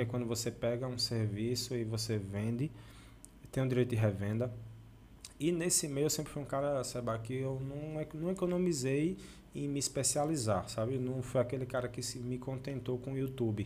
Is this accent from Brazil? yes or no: yes; Delmiro Gouveia, Alagoas, Brazil; E a gente, como delmirense, como sertanejo